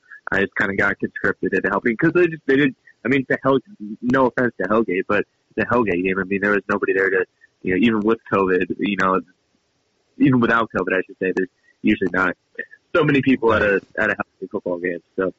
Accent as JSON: {"language": "English", "region": "Iowa", "country": "United States", "said": "Yeah, I'm from the eastern part of the state."}